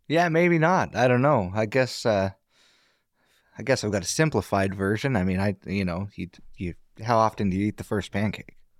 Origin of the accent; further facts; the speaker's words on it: Astoria, Oregon, United States; I was born and raised in Astoria. My family's from Astoria